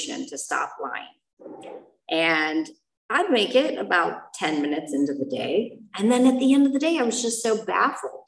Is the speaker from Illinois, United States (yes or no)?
yes; Chicago, Illinois, United States; moved away; I am from Chicago